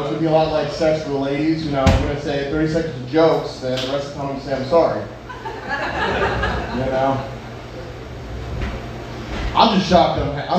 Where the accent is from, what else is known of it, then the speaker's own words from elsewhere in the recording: North Carolina, United States; But like you said, I came from the Carolinas, you know. It's weird, you know, in North Carolina and, you know, here, right? Because state pride's a little different.